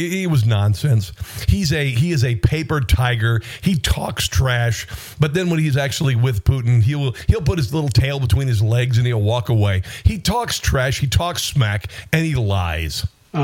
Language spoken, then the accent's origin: English; Midwest, United States; being a Midwesterner